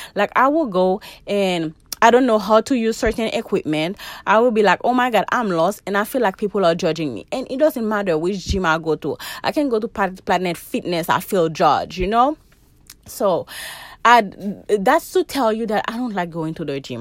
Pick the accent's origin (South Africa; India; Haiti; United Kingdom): Haiti; now in United States; I'm from Haiti